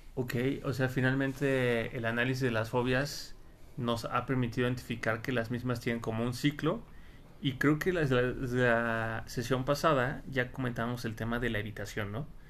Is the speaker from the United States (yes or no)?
no; Mexico; Un pavo o guajolote, ¿no? Como le decimos en México